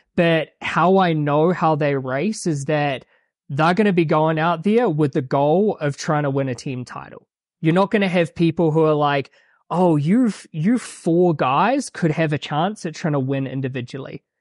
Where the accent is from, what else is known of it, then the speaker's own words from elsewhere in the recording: New Plymouth, Taranaki, New Zealand; moved away as an adult; now in Flagstaff, United States; I grew up in New Zealand, small town called New Plymouth